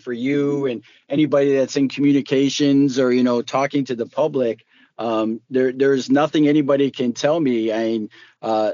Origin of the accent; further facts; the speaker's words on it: Detroit, Michigan, United States; also born or lived in Southfield, Michigan; I grew up in the Detroit and Southfield area. So I grew up in Metro Detroit